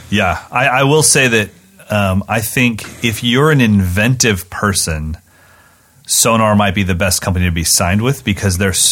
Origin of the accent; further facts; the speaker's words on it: West Virginia, United States; I was born in West Virginia.